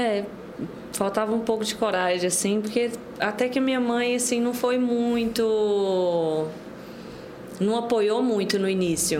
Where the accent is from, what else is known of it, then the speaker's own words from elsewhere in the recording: Pontalina, Goiás, Brazil; also born or lived in Morrinhos, Goiás; now in Goiânia, Brazil; Eu nasci em Morrinhos, mas eu cresci em Pontalina